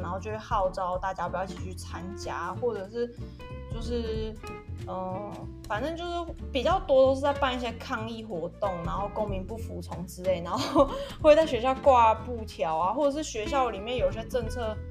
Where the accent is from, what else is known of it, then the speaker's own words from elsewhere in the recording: Taiwan; also born or lived in France; 我们在台湾